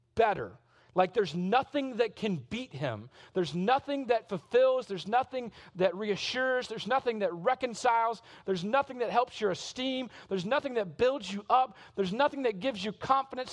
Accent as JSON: {"language": "English", "region": "South Mississippi", "country": "United States", "tie": "born or raised there", "also_born_or_lived": "Shreveport, Louisiana / Arkansas", "said": "I was born in Shreveport, Louisiana, but I grew up in South Mississippi, but my family is all from Arkansas"}